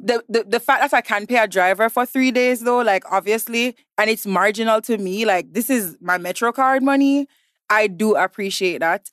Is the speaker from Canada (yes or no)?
no; Jamaica; moved away as an adult; also born or lived in New York, United States; now in Lagos, Nigeria; I was born in New York, raised in Jamaica since I was three months old.